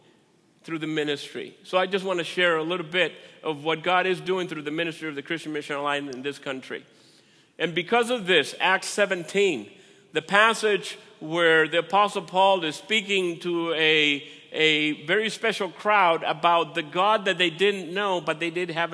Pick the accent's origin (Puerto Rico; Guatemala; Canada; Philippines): Puerto Rico; also born or lived in Minnesota; now in United States; I'm from Puerto Rico.